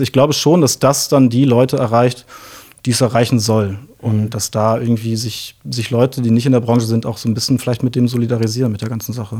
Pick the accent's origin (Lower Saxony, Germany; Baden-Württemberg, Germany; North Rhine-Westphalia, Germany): Lower Saxony, Germany; Osnabrück; ich bin in Osnabrück aufgewachsen tatsächlich, beziehungsweise zunächst mal im Umland von Osnabrück, also ein richtiges Dorfkind